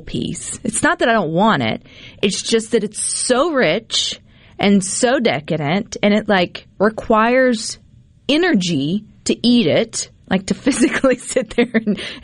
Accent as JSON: {"language": "English", "region": "Mississippi", "country": "United States", "said": "I'm from Mississippi"}